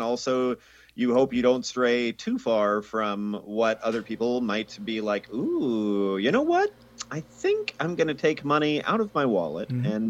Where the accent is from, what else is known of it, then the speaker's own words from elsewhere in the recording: Inland Empire, California, United States; I grew up in the Inland Empire, which is between San Diego and Los Angeles.